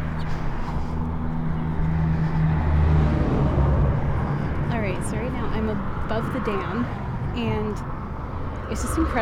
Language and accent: English; Illinois, United States; I'm totally from Illinois.